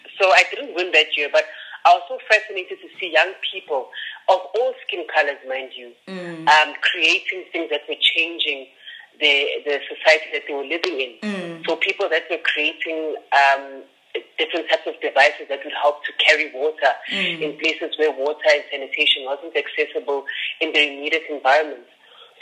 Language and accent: English; Johannesburg, Gauteng, South Africa; also born or lived in Soweto; So I was born in Soweto, and then grew up in a very small suburb in the south of Johannesburg called Mayfield Park.